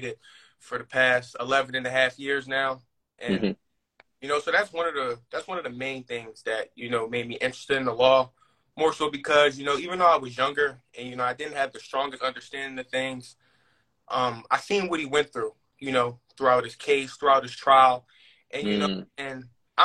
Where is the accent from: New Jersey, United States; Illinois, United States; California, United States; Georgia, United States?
New Jersey, United States; Atlantic City area; also born or lived in Delaware; I'm originally from South Jersey, down by like the Atlantic City area.